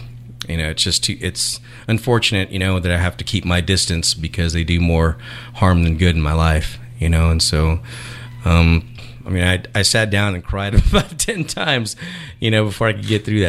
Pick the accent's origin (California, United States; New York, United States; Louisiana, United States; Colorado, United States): California, United States; also born or lived in Houston / Texas; So my background, let's see, I was born in Houston and was raised in California. My dad was in the military, so I was kind of a military brat. Moved around a lot.